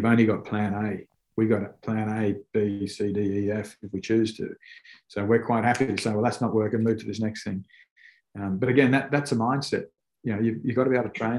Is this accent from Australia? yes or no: yes; Australia; moved away as an adult; As an Aussie, I was brought up playing on dry fields, on hard surfaces